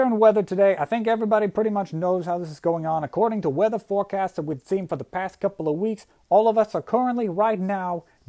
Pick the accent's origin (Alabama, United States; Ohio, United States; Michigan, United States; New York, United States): Michigan, United States; now in Tennessee, United States; I think everybody here knows I grew up playing hockey, okay? I was born right outside of Detroit, and I've been playing hockey my whole life.